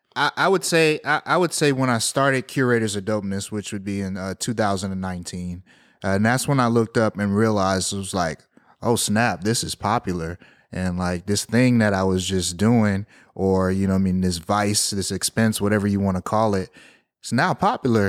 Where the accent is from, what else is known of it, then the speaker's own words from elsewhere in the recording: Houston, Texas, United States; growing up in Southwest Houston